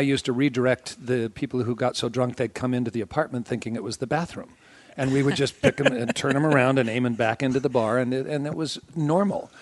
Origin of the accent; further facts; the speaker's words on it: Broadwater County, Montana, United States; grew up in Montana. I was born in Broadwater County